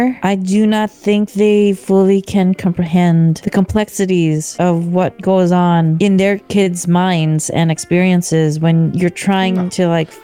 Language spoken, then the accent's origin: English; United States; an Asian daughter growing up in America with immigrant parents